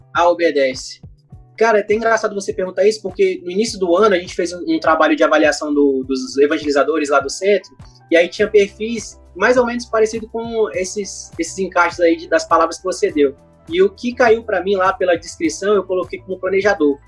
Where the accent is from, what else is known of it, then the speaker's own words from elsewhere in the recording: Rio de Janeiro, Brazil; eu sou carioca, então lá no Rio a gente chama de biscoito